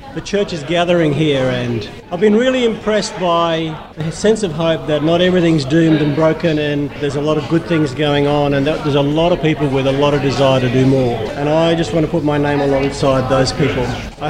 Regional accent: Brisbane, Queensland, Australia; I'm from Brisbane, and I'm from Men Alive, great men's ministry.

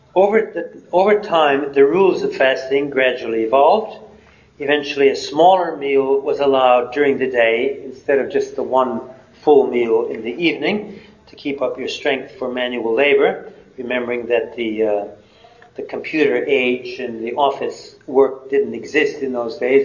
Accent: Wisconsin, United States; moved away; I came from Wisconsin where there was snow on the ground for the better part of three months

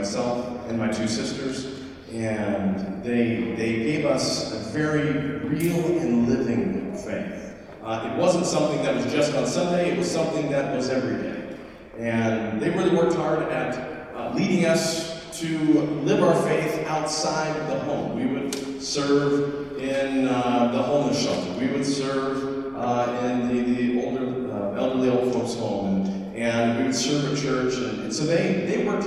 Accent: Ohio, United States; moved away as an adult; now in Australia; we come to you from the United States, the state of Ohio specifically

